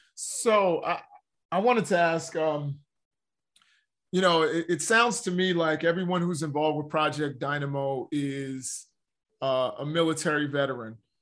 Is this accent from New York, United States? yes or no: yes; New York City, New York, United States; I'm from Harlem